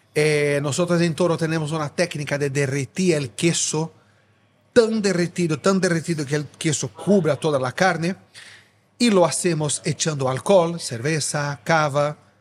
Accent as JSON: {"language": "Spanish", "region": "São Paulo", "country": "Brazil", "tie": "born or raised there", "second_language": "Spanish", "moved": "as an adult", "lives_now": "Spain", "said": "Brasileño, nacido y crecido en São Paulo"}